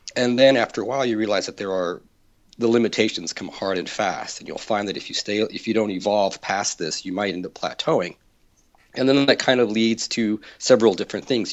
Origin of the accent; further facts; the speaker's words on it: Texas, United States; I'm from Texas.